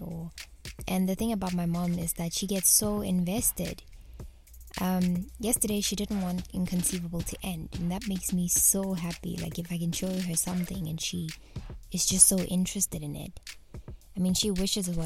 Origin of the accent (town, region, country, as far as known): South Africa